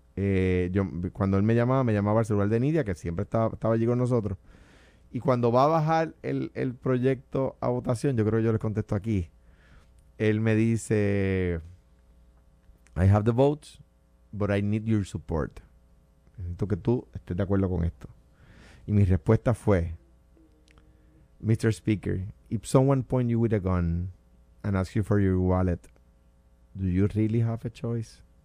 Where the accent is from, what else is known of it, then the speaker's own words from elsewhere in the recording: Puerto Rico; como siendo puertorriqueño